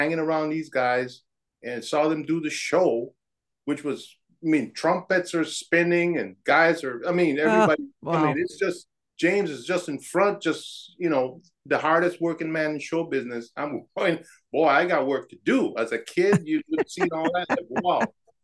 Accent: Panama; moved away as an adult; now in Minnesota, United States; I grew up in on the Canal Zone in Panama. That's where I was born.

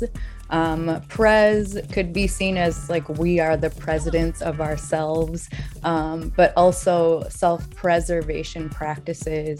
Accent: Saint Paul, Minnesota, United States; I'm from St. Paul

